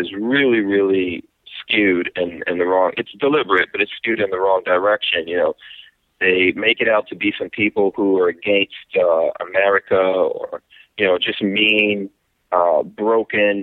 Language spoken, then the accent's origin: English; New York, United States; also born or lived in Guyana; the background that I came from growing up in New York